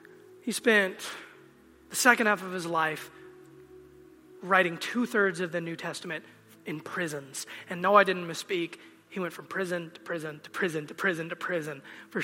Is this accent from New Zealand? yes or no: no; United States; I'm a Christian and I'm an American